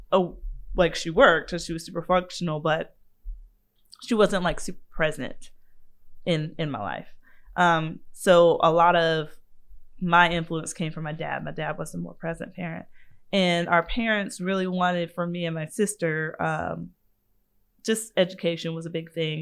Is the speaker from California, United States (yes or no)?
no; Savannah, Georgia, United States; I grew up in Savannah.